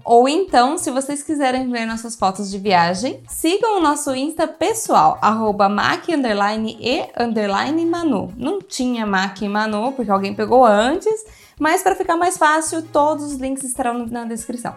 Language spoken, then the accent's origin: Portuguese; Brazil; eu sou brasileira